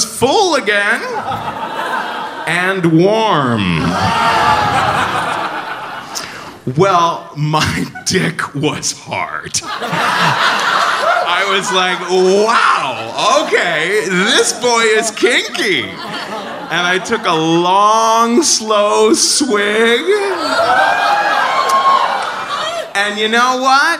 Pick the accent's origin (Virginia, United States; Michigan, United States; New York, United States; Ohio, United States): Ohio, United States; Cincinnati; I'm from Cincinnati